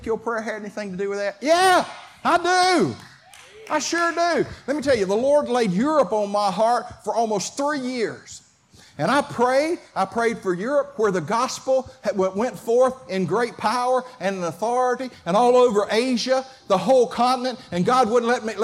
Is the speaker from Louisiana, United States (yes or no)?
no; Clayton County, Georgia, United States; I was raised in Clayton County